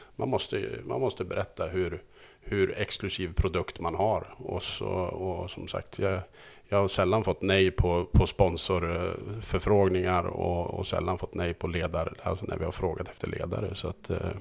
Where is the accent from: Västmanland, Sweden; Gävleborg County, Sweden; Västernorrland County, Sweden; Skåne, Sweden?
Gävleborg County, Sweden; Söderhamn; jag kommer från Söderhamn